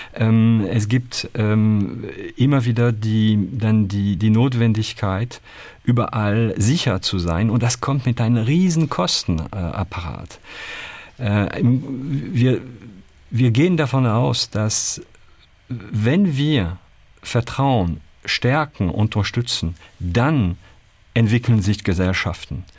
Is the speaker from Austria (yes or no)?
no; Calais, Hauts-de-France, France; German is a second language; moved away as an adult; also born or lived in Paris, France; now in Germany; Ich bin in, äh, in Calais geboren, also das wirklich an der, äh, also nördlich kann man kaum machen, ganz in der Nähe von, von Großbritannien. Und ähm, ab dort in ein Dorf äh, 5000 Menschen äh, meine Kindheit äh, verbracht